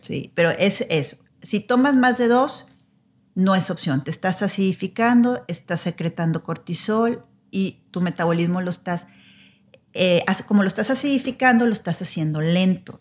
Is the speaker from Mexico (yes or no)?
yes; Mexico; nosotros como mexicanos